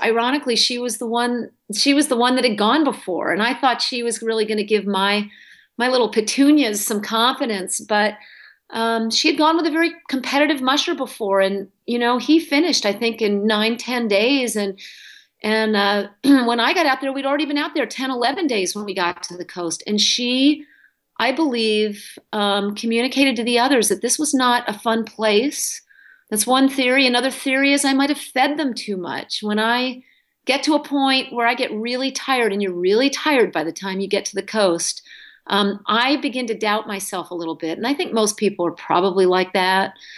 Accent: New England, United States; moved away as an adult; also born or lived in Wyoming; now in Alaska, United States; I grew up in New England

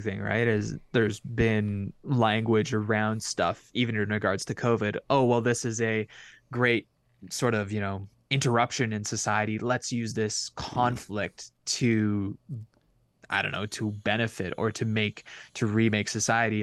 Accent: Canada; as a Canadian

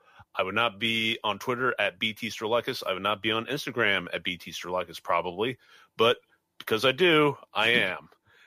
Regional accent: Medford, New Jersey, United States; My office is Century 21 Alliance in Medford, New Jersey, my hometown.

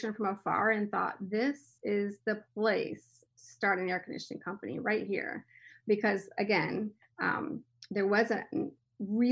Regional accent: Miami, Florida, United States; I was born in Miami, and so we would travel the Everglades quite a bit

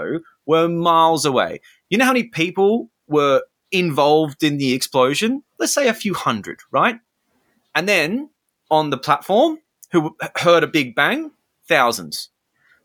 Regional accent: Australia; also born or lived in London; I'm Australian, but I was in London at the time.

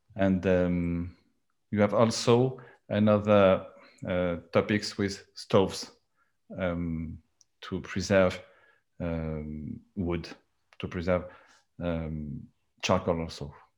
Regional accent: France; accent: French; English is a second language; my accent because I I am French

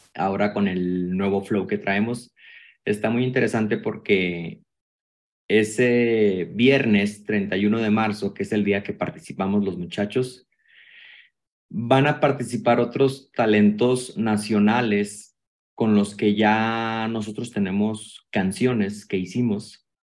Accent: Hermosillo, Sonora, Mexico; Yo soy de Hermosillo, Sonora. Yo traigo mi, mi mero acento

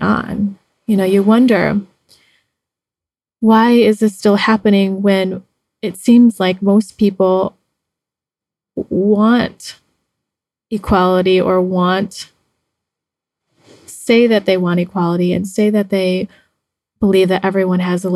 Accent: United States; now in Mexico; being Chinese American, I have dated several white men because of living in the US

